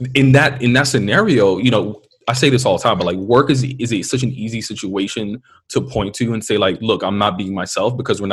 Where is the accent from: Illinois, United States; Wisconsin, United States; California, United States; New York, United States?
New York, United States; New York City; first language Spanish